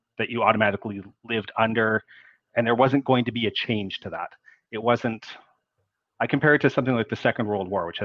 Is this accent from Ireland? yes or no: no; Canada; I'm a Canadian